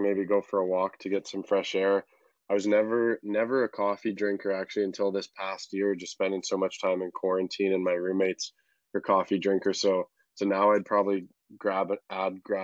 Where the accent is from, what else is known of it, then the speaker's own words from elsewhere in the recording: Calgary, Alberta, Canada; moved away as an adult; also born or lived in Vancouver / Toronto; originally from Calgary, and moved to Vancouver for school, for university